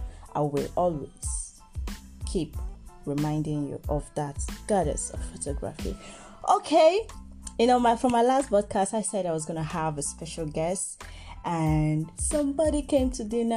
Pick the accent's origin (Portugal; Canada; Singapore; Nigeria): Nigeria; I'm from Nigeria. Proud Igbo girl